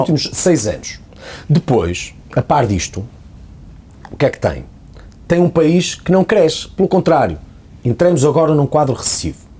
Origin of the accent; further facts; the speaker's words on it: Portugal; enquanto português